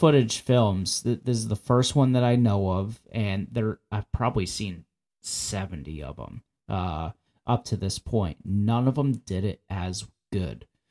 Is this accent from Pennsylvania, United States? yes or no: yes; the Poconos, Pennsylvania, United States; I grew up in the Poconos, Pennsylvania